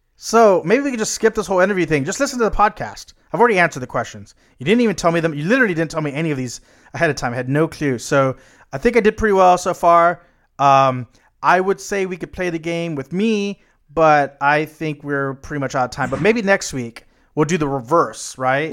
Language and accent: English; United States; as an American